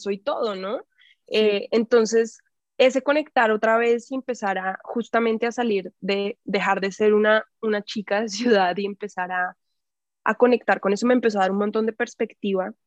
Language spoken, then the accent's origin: Spanish; Bogotá, Colombia; moved away as an adult; also born or lived in Mexico City, Mexico; now in Tepoztlán, Mexico; yo soy de Bogotá y crecí en la ciudad, o sea, crecí en el campo un rato porque vivía a las afueras de Bogotá en mi infancia